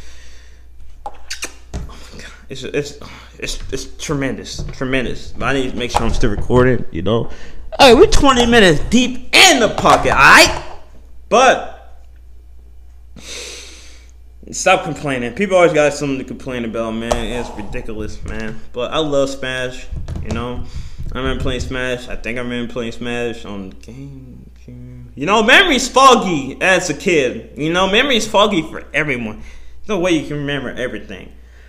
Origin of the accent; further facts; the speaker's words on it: Missouri, United States; my home state. Let's go. Yeah, Missouri